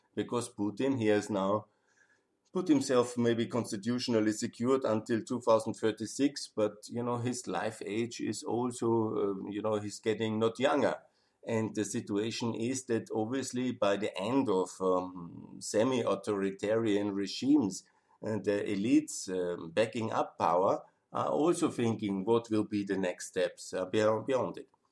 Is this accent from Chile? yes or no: no; Austria; I'm from Austria.